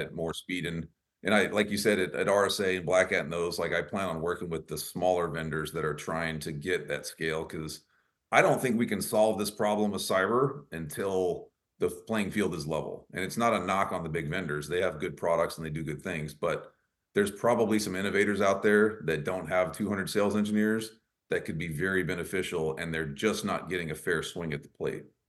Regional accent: near Dallas, Texas, United States; that's near my hometown

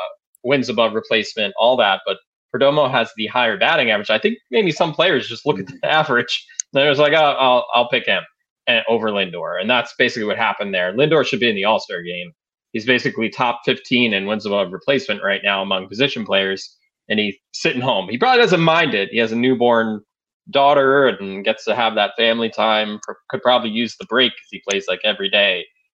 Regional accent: Maryland, United States; 9, 10, 11 years old growing up in Maryland.

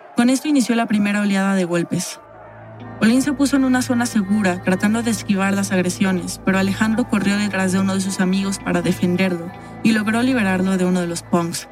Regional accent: Mexico; also born or lived in Mexico City

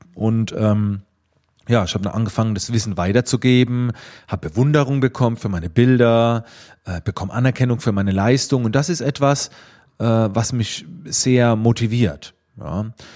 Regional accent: Schwetzingen, Baden-Württemberg, Germany; Man hörte es oder man hörte es ein klein wenig aus dem äh, Dialekt, ähm, aus welcher Ecke in Deutschland ich wohl komme. Ich komme aus der Nähe von Heidelberg-Mannheim in Schwetzingen

